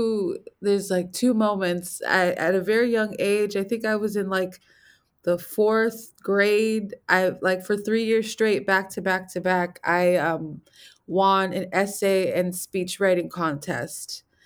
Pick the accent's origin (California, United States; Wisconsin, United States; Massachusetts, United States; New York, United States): California, United States; Los Angeles; I am from Los Angeles, California, specifically a neighborhood called Chavez Ravine.